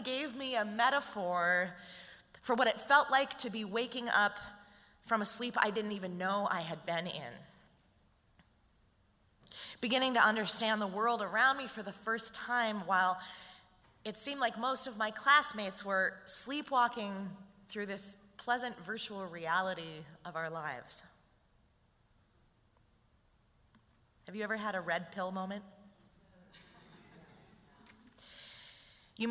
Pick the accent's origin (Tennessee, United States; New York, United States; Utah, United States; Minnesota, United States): Minnesota, United States; St. Paul; I was raised in St. Paul in an extremely white neighborhood in an upper middle class family